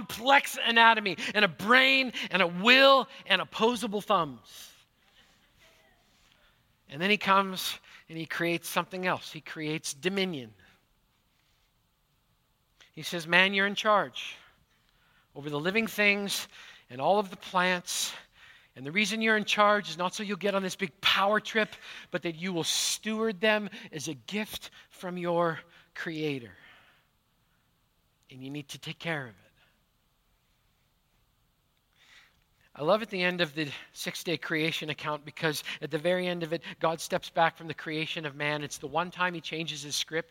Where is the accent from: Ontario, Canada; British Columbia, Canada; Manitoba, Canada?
Manitoba, Canada; now in Pacific Northwest, United States; Growing up in Manitoba